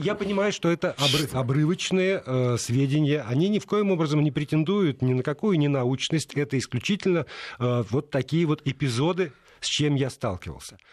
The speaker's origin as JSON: {"language": "Russian", "region": "Moscow", "country": "Russia", "said": "Я говорю, «Из Москвы»"}